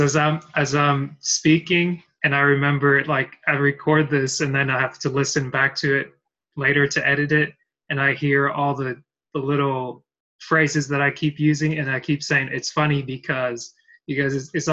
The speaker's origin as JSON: {"language": "English", "town": "Dalton", "region": "Georgia", "country": "United States", "tie": "born or raised there", "also_born_or_lived": "Cameroon", "said": "I'm from Georgia. Well, originally from Cameroon, but I've spent most of my life growing up here in Dalton, Georgia"}